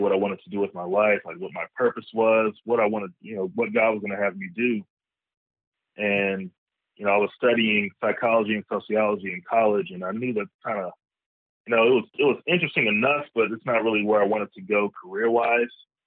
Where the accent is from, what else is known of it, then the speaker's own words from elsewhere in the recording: Arlington, Texas, United States; I am originally from Arlington, Texas. I was raised there.